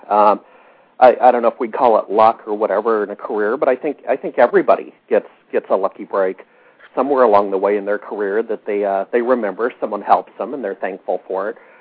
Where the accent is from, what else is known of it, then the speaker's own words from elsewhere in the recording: Alaska, United States; moved away as an adult; also born or lived in Seattle; I grew up in Alaska